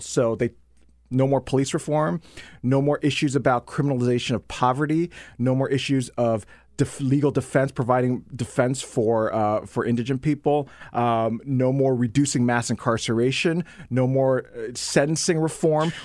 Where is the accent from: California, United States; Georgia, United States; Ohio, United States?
Ohio, United States; Dayton; I'm from Ohio. I grew up in Ohio